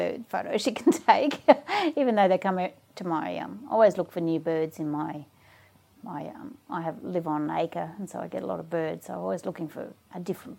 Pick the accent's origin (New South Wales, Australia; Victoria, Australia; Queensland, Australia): Queensland, Australia; Brisbane; born or raised there; also born or lived in Townsville, Australia